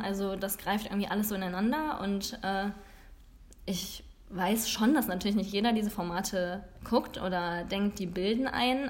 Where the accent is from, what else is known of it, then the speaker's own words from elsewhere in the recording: Langfeld, Germany; also born or lived in Bremen; wir nach Langfeld gezogen sind, sind wir nach ein paar Jahren die Straße runtergezogen